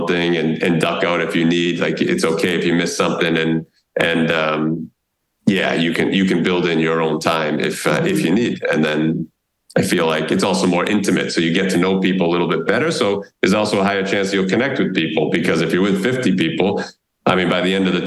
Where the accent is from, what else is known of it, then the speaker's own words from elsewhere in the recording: United States; moved away as an adult; now in Raleigh, United States; live in my home country